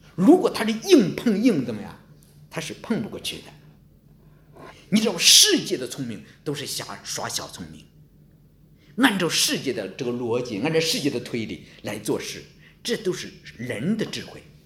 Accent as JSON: {"language": "Chinese", "country": "China", "said": "我们中国人非常懂策略"}